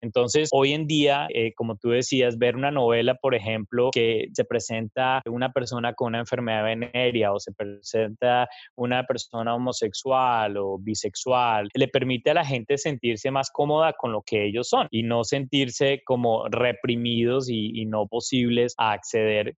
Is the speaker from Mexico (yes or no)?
no; Colombia; moved away as an adult; now in United States; soy de Colombia. Tengo más de 15 años de vivir en Estados Unidos.